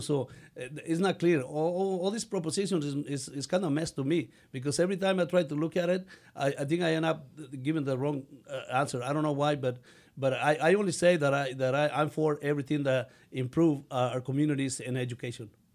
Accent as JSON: {"language": "English", "country": "Mexico", "second_language": "English", "moved": "yes", "lives_now": "United States", "said": "I learned English when I was uh, 16, so, and I still speak with an accent, but I feel proud of having an accent. I'm really a Mexican, but also an American"}